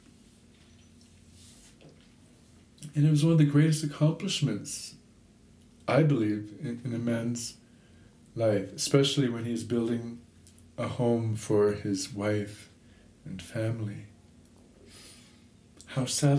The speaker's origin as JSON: {"language": "English", "town": "Toronto", "region": "Ontario", "country": "Canada", "tie": "born or raised there", "said": "I grew up in Toronto"}